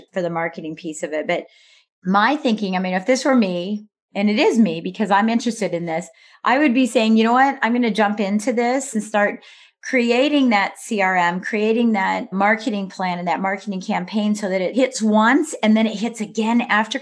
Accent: Midwest, United States; moved away; also born or lived in East Coast; I'm a Midwesterner turned into an Eastern person

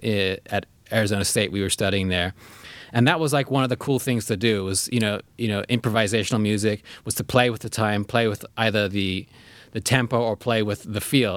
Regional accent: South Africa; now in United States; in South Africa where we grew up.

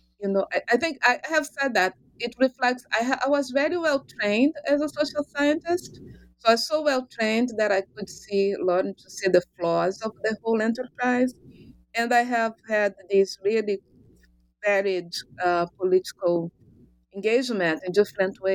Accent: Rio de Janeiro, Brazil; moved away as an adult; I am originally from Brazil, from Rio de Janeiro.

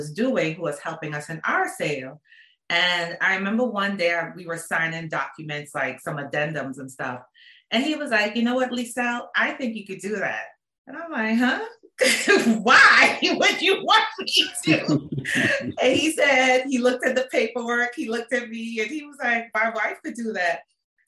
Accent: Port of Spain, Trinidad & Tobago; moved away as an adult; also born or lived in Washington, D.C.; now in Maryland, United States; I am originally from Port of Spain, Trinidad. That's why I said, that's why I said my accent kicks

